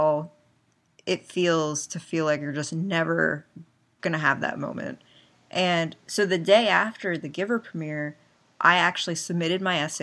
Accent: Pennsylvania, United States; I'm from Pennsylvania

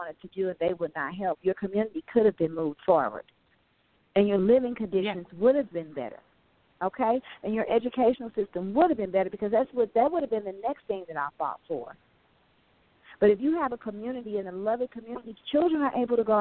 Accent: St. Louis, Missouri, United States; I was raised in St. Louis City

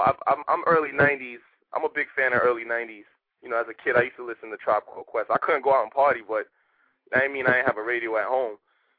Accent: Bronx, New York, United States; I'm an artist from the Bronx.

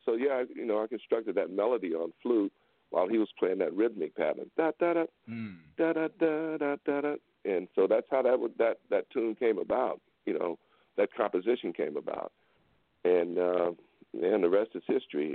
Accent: Houston, Texas, United States; I'm from Houston. You know I grew up, you know with those guys

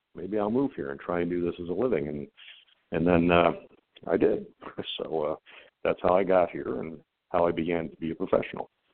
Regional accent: upstate New York, United States; moved away as an adult; now in Salt Lake City, United States; I'm from upstate New York

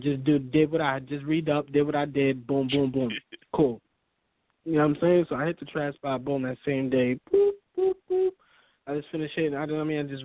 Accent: New York City, New York, United States; moved away as an adult; now in Maine, United States; I'm from Brooklyn

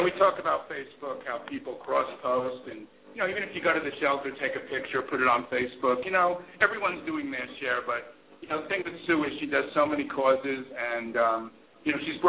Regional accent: New York City, New York, United States; moved away as an adult; also born or lived in Long Island; I grew up in Bayside, Queens, and lived in Long Island.

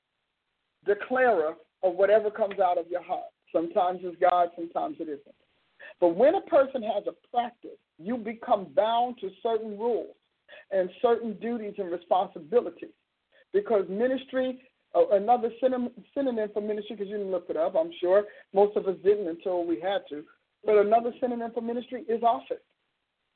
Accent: Newark, New Jersey, United States; I'm from Newark, New Jersey

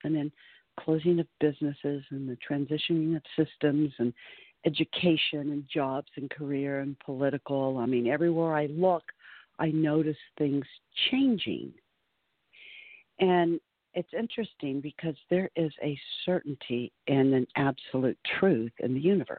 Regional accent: Southern California, United States; moved away as an adult; also born or lived in Florida; now in Kentucky, United States; born and raised in Southern California on the beach and spent my first half of my life there

